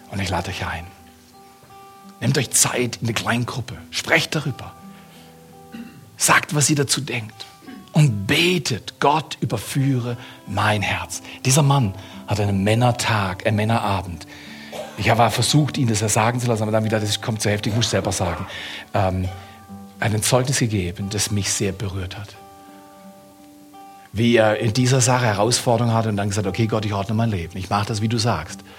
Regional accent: United States; Ich komme aus Amerika, habe in Amerika studiert.

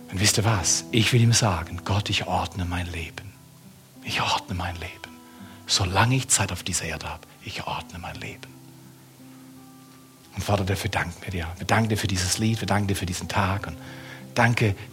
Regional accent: United States; Ich komme aus Amerika, habe in Amerika studiert.

